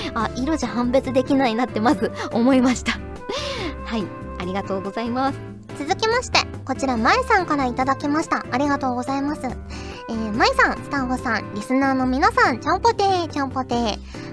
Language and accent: Japanese; Fukuoka, Japan; moved away; 小さい頃からずっと福岡に住んでてん